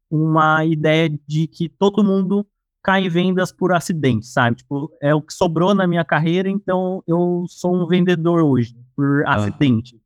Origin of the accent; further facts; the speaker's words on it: São Paulo, Brazil; sou aqui de São Paulo